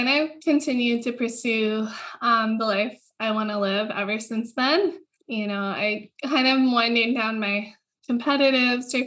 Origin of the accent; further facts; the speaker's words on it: Hawaii, United States; I was born and raised in Hawaii into a surfing family